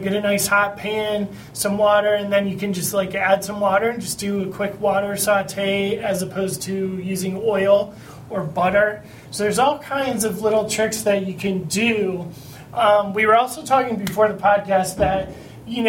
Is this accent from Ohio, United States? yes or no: yes; Cleveland, Ohio, United States; I'm from Cleveland